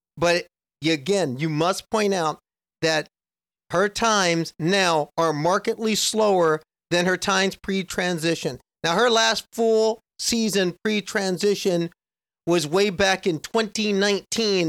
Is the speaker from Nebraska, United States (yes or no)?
yes; Nebraska, United States; I grew up in Nebraska